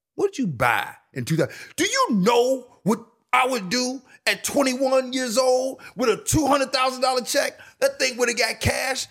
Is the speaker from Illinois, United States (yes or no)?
yes; Chicago, Illinois, United States; I'm from Chicago